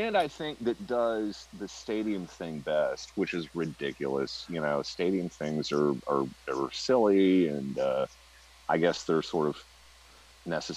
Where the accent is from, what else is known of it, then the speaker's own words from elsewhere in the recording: central Iowa, United States; I grew up in a tiny little speck of a town in central Iowa, 8 miles from the geographic center of the state